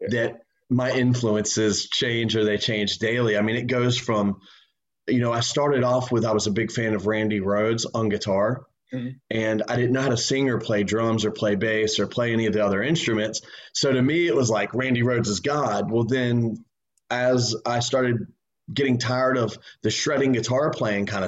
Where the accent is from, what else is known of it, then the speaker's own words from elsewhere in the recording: Wilmington, United States; also born or lived in Plant City, Florida; I've born spent most of my time in Wilmington